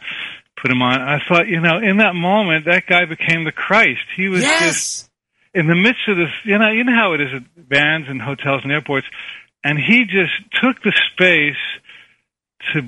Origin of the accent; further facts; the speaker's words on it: New Jersey, United States; I grew up in New Jersey, too.